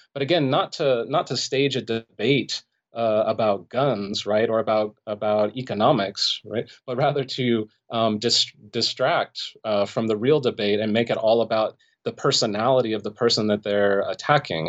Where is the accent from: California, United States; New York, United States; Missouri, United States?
California, United States; Los Angeles; I grew up in the Los Angeles area in the San Fernando Valley